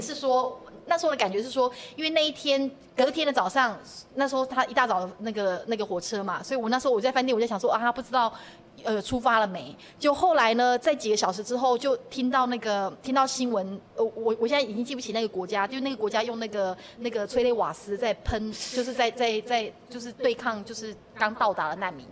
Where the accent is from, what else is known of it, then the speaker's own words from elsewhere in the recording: Taiwan; moved away as an adult; now in Germany; 对我们台湾人讲